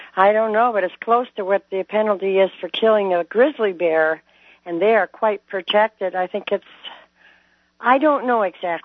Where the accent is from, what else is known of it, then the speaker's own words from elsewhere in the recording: Canada; now in Montana, United States; I'm a Canadian, I'm a United States citizen, and I'm a dual citizen.